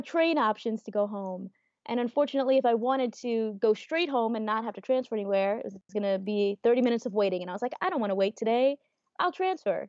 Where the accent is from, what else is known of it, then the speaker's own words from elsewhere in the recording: New York, United States; I'm from New York